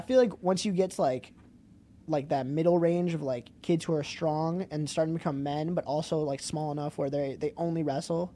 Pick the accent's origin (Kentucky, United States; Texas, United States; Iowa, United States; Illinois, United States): Illinois, United States; Wheaton; also born or lived in Greeley, Colorado; Moved here when I was nine.